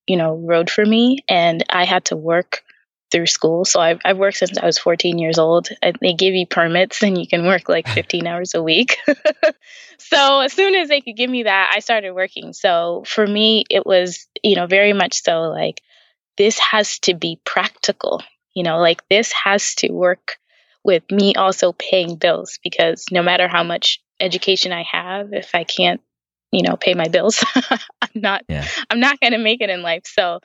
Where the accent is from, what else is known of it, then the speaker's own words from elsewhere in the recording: Tanzania; We're from Tanzania originally. So we moved around a couple of places, but mostly in Africa.